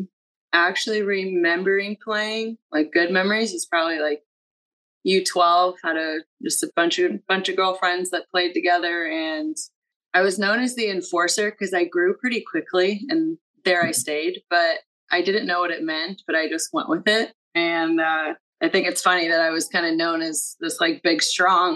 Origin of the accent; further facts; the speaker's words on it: Southern Indiana, United States; also born or lived in Chicago; growing up in Indiana